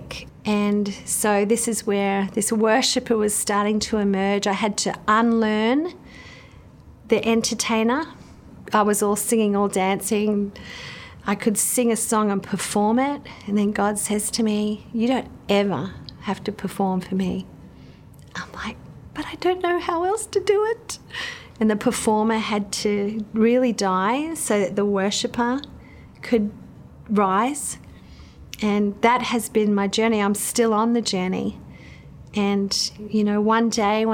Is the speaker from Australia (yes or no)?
yes; Queensland, Australia; now in Central Coast, Australia; I grew up in Queensland in Australia, the eldest of four kids